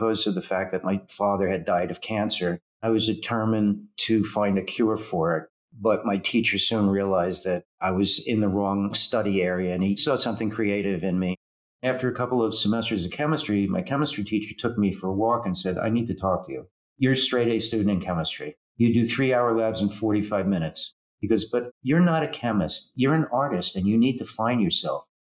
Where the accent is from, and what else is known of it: New Jersey, United States